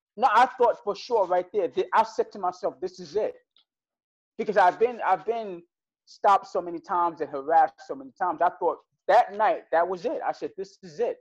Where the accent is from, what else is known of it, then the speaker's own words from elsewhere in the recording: New York City, New York, United States; I'm from Brooklyn